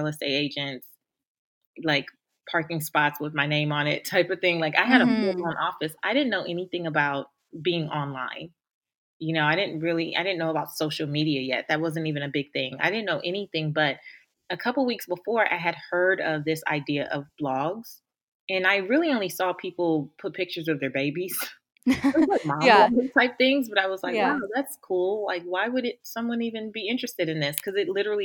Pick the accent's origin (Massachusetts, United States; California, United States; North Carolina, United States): California, United States; Los Angeles; moved away; I grew up in South Central Los Angeles, and I didn't grow up in the best area